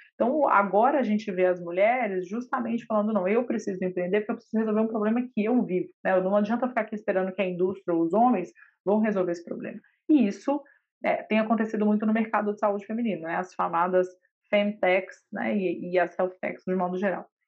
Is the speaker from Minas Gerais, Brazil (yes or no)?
yes; Minas Gerais, Brazil; Eu sou mineira e advogada de formação